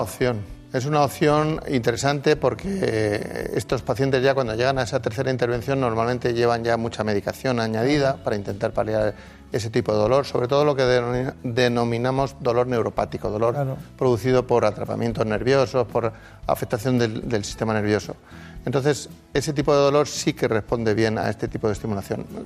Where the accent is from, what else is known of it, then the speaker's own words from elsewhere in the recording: Madrid, Community of Madrid, Spain; yo nací en Madrid, pero eh, los orígenes de mis padres en, en Palencia.